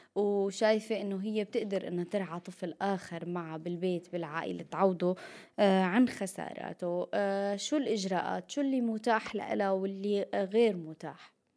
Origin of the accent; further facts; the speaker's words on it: Syria; نحن كمان كسوريين